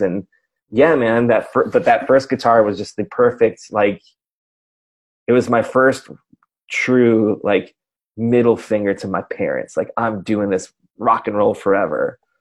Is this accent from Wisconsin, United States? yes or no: yes; Racine, Wisconsin, United States; I grew up in Racine, it's like half hour out of town